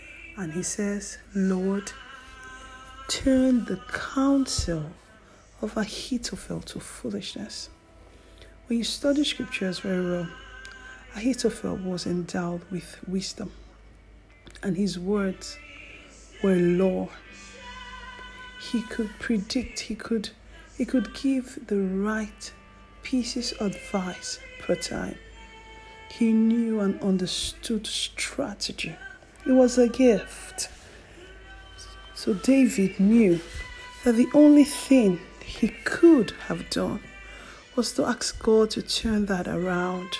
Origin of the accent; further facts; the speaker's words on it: Nigeria; Nigeria is my home country